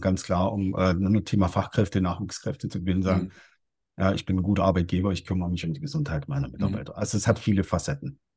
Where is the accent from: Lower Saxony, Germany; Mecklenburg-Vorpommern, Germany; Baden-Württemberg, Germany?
Baden-Württemberg, Germany; Stuttgart; ich komme ja aus, aus Stuttgart